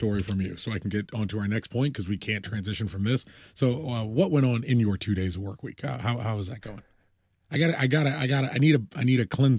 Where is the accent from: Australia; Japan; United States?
United States; I'm an American.